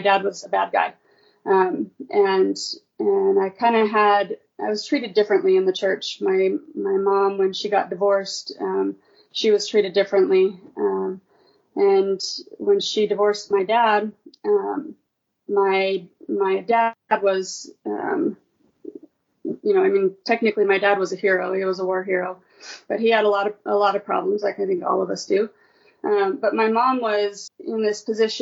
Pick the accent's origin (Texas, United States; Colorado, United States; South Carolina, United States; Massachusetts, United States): Colorado, United States; moved away as an adult; also born or lived in California / Maryland; now in St. George, United States; I grew up in Colorado, graduated from Arapaho High School in Colorado